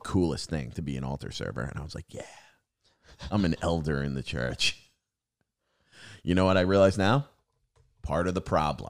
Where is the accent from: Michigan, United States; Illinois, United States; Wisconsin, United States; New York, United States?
New York, United States; now in Massachusetts, United States; I grew up on Long Island, and Long Island and New Jersey are diner country, dude. And then I moved to Massachusetts, and they have like no diners.